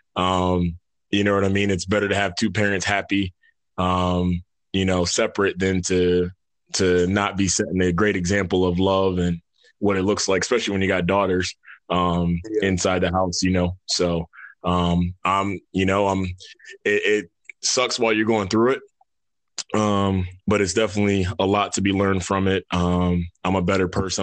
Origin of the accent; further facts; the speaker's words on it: New York, United States; moved away as an adult; now in Atlanta, United States; originally grew up in New York